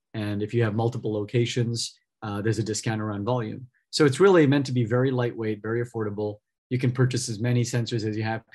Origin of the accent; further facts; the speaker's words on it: California, United States; I grew up in California a couple of hours south of here